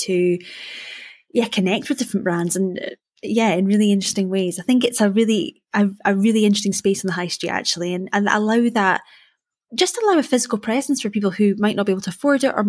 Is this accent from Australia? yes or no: no; Perthshire, Scotland, United Kingdom; moved away; I'm from Perthshire originally